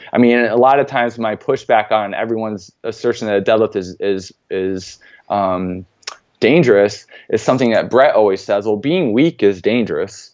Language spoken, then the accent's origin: English; central New York, United States; Coming from a very small town in central New York